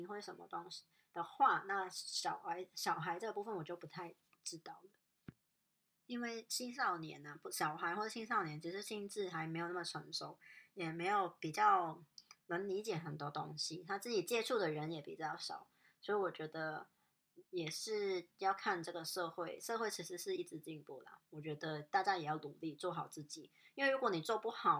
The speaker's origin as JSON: {"language": "Chinese", "country": "Hong Kong", "said": "告诉人家说哦我我是香港人，然后然后我我习惯平时可能是这样的"}